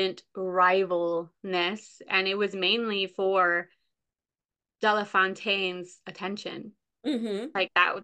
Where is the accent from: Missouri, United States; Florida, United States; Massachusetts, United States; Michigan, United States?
Massachusetts, United States; we're both from Massachusetts